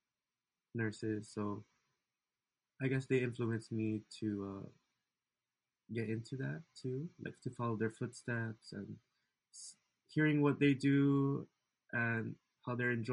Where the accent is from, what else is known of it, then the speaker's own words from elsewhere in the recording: Waipahu, Hawaii, United States; moved away as an adult; now in Las Vegas, United States; I was raised in Waipahu